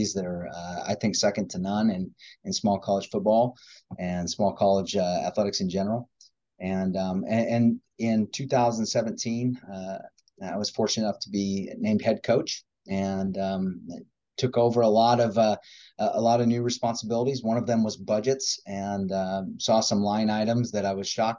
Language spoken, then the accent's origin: English; Madison, Nebraska, United States; also born or lived in Seward, Nebraska; Grew up in Madison, out on an acres